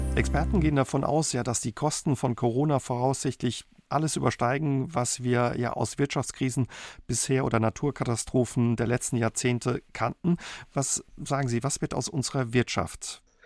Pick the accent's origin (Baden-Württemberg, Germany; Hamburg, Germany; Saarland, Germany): Saarland, Germany; bei uns im Saarland